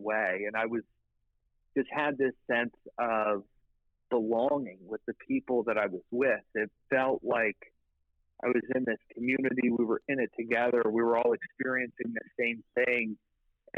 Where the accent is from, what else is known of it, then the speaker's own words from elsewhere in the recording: outside Philadelphia, Pennsylvania, United States; Just outside of Philadelphia